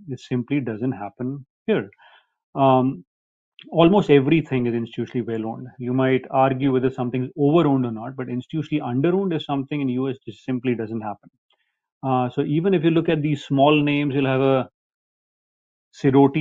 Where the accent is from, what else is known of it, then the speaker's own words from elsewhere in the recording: India; moved away as an adult; also born or lived in New York, United States / Nashville, United States; I was born and raised in India